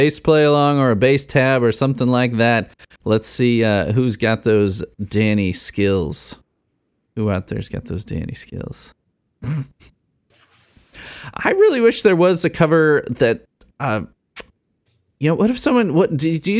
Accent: Midwest, United States; I'm a Midwesterner

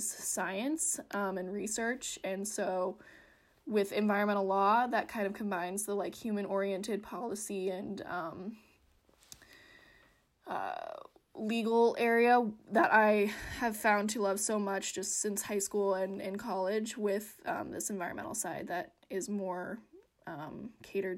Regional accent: Western Colorado, United States; I grew up in Western Colorado

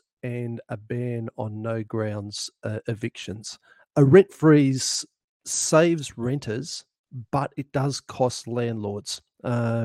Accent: central New South Wales, Australia; now in Mornington Peninsula, Australia; by birth I'm a New South Welshman

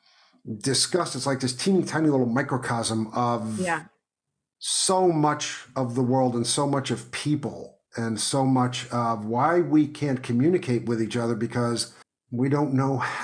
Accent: New York City, New York, United States; moved away as an adult; I grew up in New York City, and I moved to the country many years ago

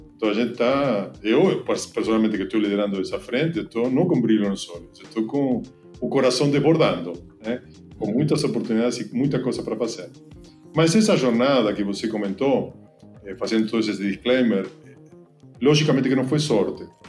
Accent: Argentina; Portuguese is a second language; moved away as an adult; now in Brazil; Eu sou argentino, então desculpa pelo sotaque. Eu levo aqui mais de 15 anos na, no Brasil.

